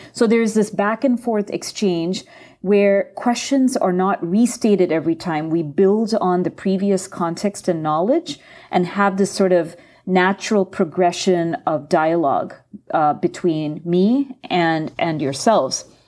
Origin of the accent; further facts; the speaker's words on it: India; moved away; from my home country, um, India